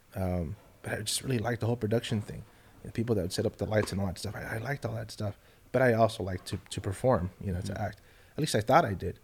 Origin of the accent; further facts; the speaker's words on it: Los Angeles, California, United States; moved away as an adult; now in Austin, United States; Born in Los Angeles. Wow. I lived in in the housing projects